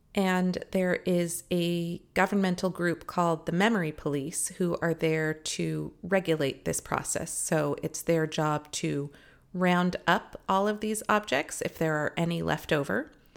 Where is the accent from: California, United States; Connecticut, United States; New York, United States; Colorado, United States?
California, United States; Los Angeles; I live here and it's my hometown